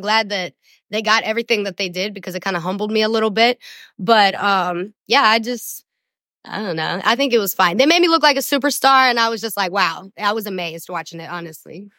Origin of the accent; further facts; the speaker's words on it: Somerset, Kentucky, United States; I was born in Somerset, Kentucky